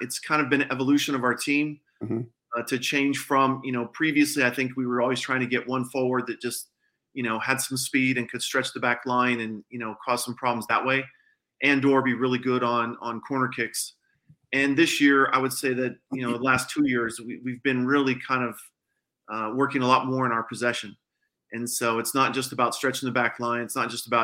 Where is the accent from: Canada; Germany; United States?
United States; Colorado; now in Texas, United States; I'm from Colorado